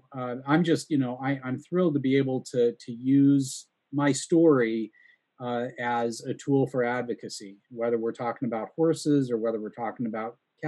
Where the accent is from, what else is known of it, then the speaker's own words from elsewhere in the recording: Southern Idaho, United States; I was born and raised in Southern Idaho.